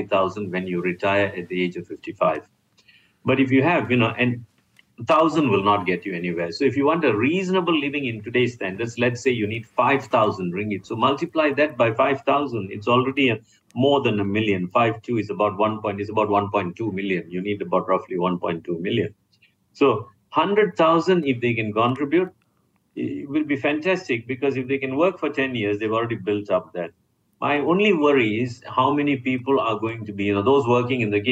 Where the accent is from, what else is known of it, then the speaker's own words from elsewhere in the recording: Malaysia; I'm a Malaysian.